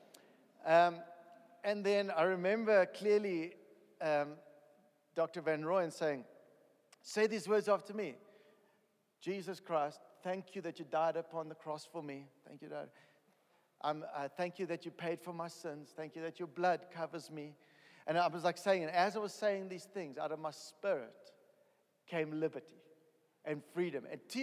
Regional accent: East London, Eastern Cape, South Africa; moved away; I'm a South African. I was born in East London, in a little corner of South Africa

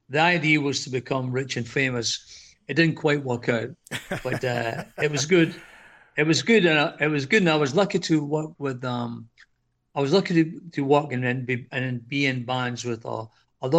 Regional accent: Scotland, United Kingdom; moved away as an adult; now in Greece; I'm from Scotland, as you can tell by the accent

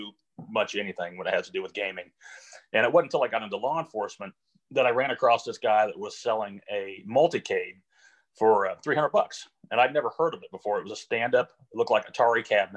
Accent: Jefferson City, Missouri, United States; I was born and raised in Jefferson City, Missouri

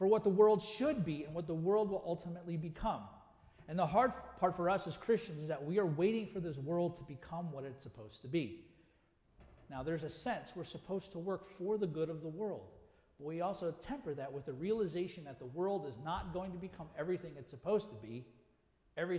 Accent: United States; also born or lived in South Africa; I was still American, and I still loved America.

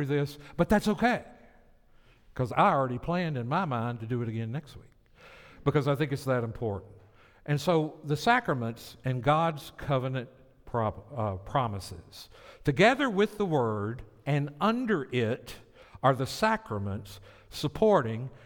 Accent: the South, United States; moved away; I'm from the South

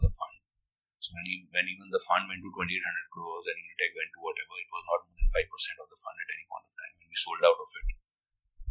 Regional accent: Delhi, India; moved away as an adult; also born or lived in Chennai; We were in Chennai and but I was from Delhi.

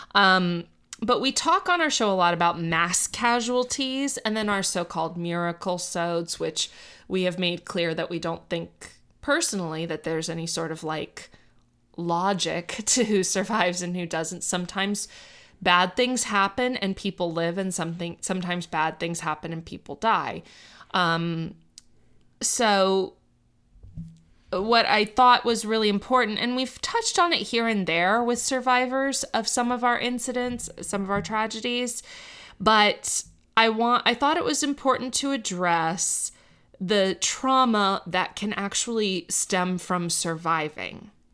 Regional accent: Miami, Florida, United States; I grew up in Miami

